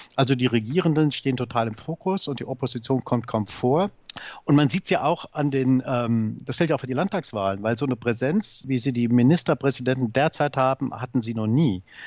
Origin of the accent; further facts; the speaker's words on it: Saarbrücken, Saarland, Germany; moved away as an adult; now in Berlin, Germany; Ich bin Saarbrücker oder ich bin Saarländer und werde das auch bleiben